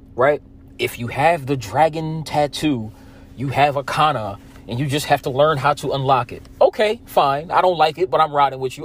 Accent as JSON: {"language": "English", "region": "New Jersey", "country": "United States", "said": "I'm from Jersey"}